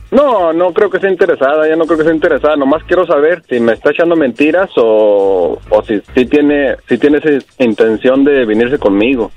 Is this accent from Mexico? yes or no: yes; Torreón, Coahuila, Mexico; moved away; yo soy de Torreón.